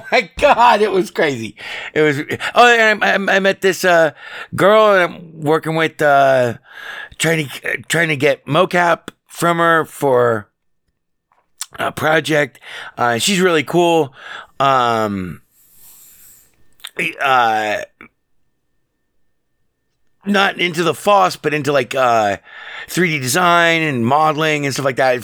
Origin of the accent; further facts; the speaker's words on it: Las Vegas, Nevada, United States; born and raised here in Vegas, lived here all my life